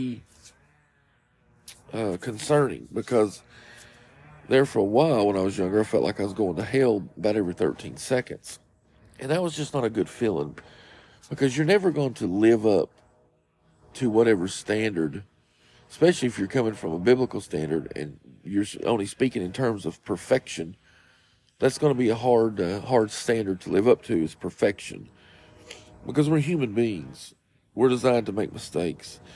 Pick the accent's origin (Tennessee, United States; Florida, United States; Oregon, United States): Tennessee, United States; Morristown; also born or lived in Kingsport, Tennessee; we were raised in Morristown, which, like I was telling you at the beginning, is about 45 minutes outside of Knoxville